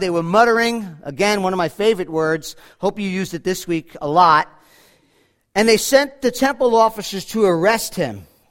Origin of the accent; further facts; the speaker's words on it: Monsey, New York, United States; I grew up in Muncie, New York